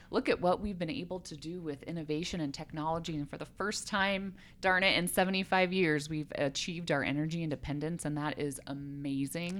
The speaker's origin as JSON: {"language": "English", "region": "Colorado", "country": "United States", "tie": "born or raised there", "also_born_or_lived": "South Korea", "moved": "as an adult", "said": "I'm originally from Colorado. I love this state. I grew up here"}